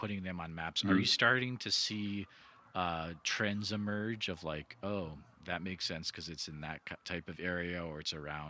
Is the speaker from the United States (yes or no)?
yes; New England, United States; I grew up in New England